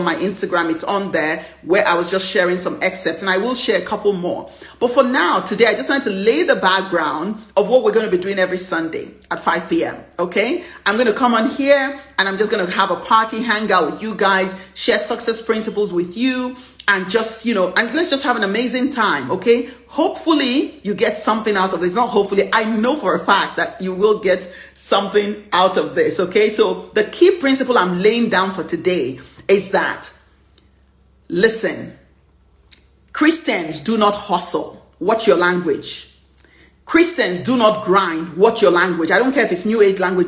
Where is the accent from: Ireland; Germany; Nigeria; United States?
Nigeria; my flair of being a Nigerian.